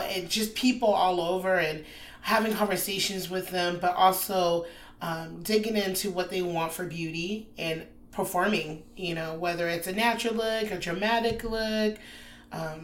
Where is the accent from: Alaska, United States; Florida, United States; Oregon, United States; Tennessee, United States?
Alaska, United States; Anchorage; moved away as an adult; now in Austin, United States; I'm from Anchorage, Alaska, just transferred to Austin roughly 6 months ago